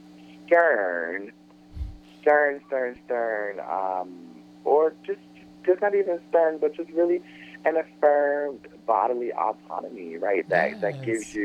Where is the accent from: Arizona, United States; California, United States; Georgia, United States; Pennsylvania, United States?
Georgia, United States; Atlanta; now in Brooklyn, United States; I am originally from Atlanta, Georgia